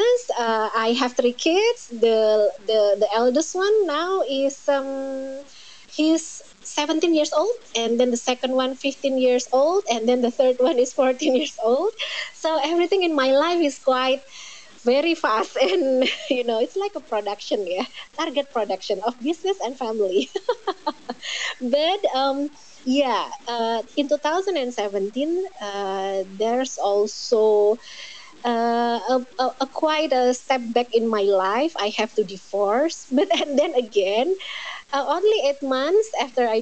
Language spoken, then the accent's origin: English; Indonesia; I'm from Indonesia